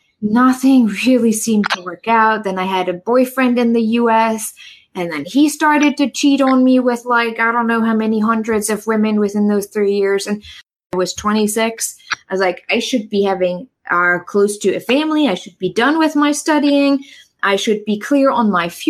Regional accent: East Germany, Germany; English is a second language; moved away as an adult; also born or lived in New York / San Francisco; now in United States; I grew up in East Germany.

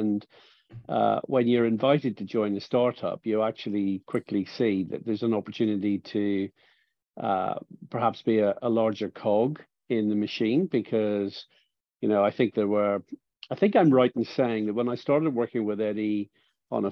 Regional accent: Ireland; I'm from Ireland

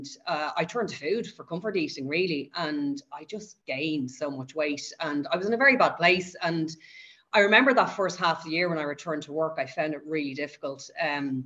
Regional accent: Dublin, Leinster, Ireland; I live and I've grown up in Dublin. I've been there my whole life.

